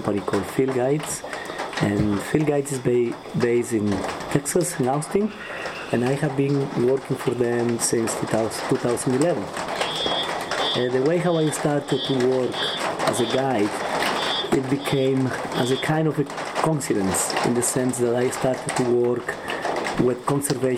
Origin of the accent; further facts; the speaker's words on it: Ecuador; English is a second language; I started as a local guide in a reserve called Makipukuna in the northwest of Quito